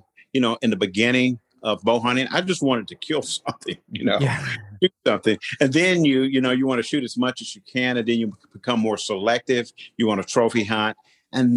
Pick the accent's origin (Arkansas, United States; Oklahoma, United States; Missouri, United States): Arkansas, United States; Southeast; now in Alabama, United States; I grew up in Southeast Arkansas.